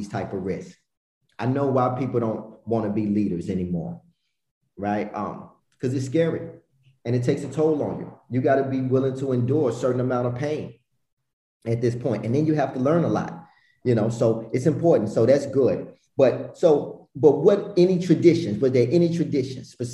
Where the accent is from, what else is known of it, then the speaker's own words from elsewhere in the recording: the South, United States; being from the South, like I'm from the South